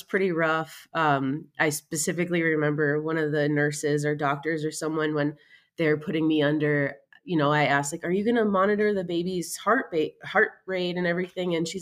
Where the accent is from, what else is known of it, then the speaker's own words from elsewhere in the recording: Illinois, United States; moved away as an adult; now in Utah, United States; I live in Utah now, but I'm actually from Illinois.